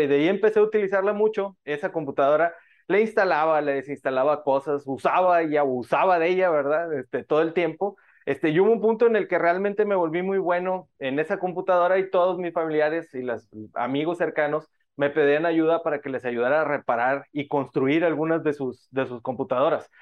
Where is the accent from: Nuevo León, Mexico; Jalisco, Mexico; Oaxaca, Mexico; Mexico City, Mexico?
Nuevo León, Mexico; Monterrey; Yo soy de Monterrey, México, una ciudad conocida como la capital industrial de nuestro país, de México.